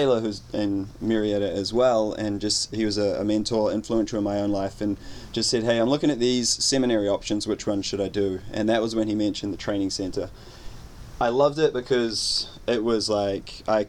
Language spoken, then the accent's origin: English; New Zealand; moved away; I hail all the way from New Zealand, not to be confused with Australia